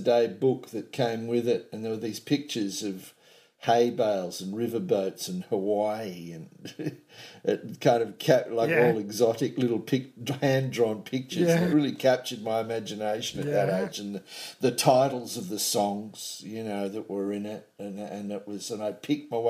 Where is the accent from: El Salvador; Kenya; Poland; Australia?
Australia; north coast of New South Wales; also born or lived in Casino, New South Wales / Dunoon, New South Wales / Byron Bay, New South Wales / Macksville, New South Wales; I was born in the New South Wales town of Casino on the north coast of New South Wales